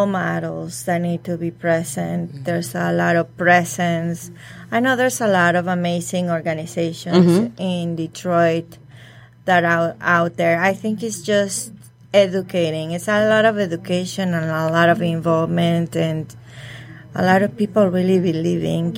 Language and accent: English; Mexico; now in United States; I am from Mexico